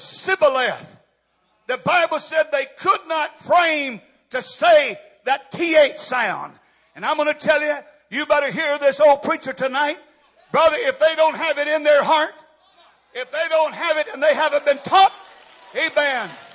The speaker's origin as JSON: {"language": "English", "country": "United States", "said": "I'm still an American. I'm still proud to be an American."}